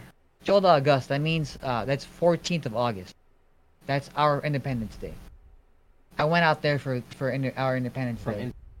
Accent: United States; There's people living there, and like I'm from America, and my cousins are there.

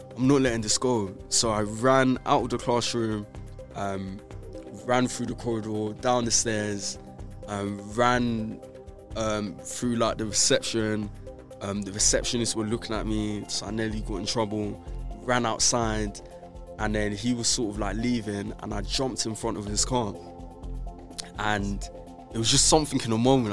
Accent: London, United Kingdom; I grew up in Brixton, South London

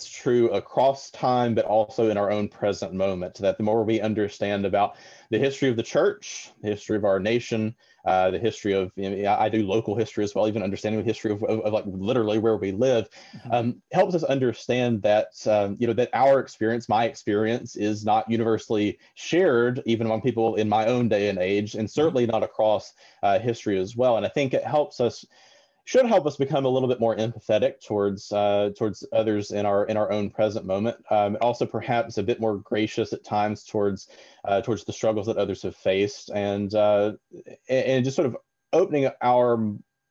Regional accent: Florence, Alabama, United States; also born or lived in Tuscaloosa, Alabama; I am a lifelong Alabamian. I grew up in Florence, Alabama

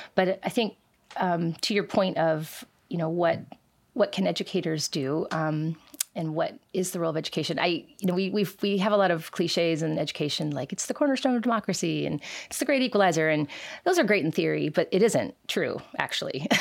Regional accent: Seattle, Washington, United States; also born or lived in Kent, Washington; now in Renton, United States; I was born in Renton. I, I lived in South Park, Seattle growing up

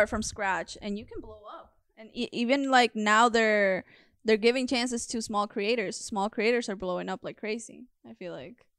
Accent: Florida, United States; moved away as an adult; also born or lived in Peru; now in Los Angeles, United States; I'm from Florida

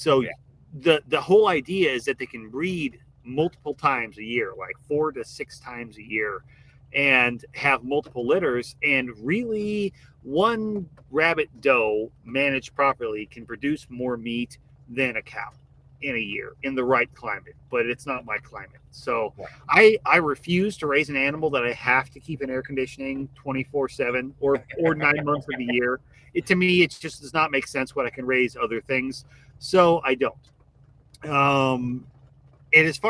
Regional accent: Midwest, United States; now in Southeast Texas, United States; I grew up in the Midwest

